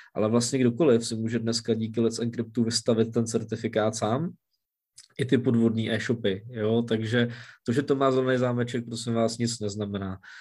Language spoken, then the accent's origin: Czech; Czechia; u nás v Čechách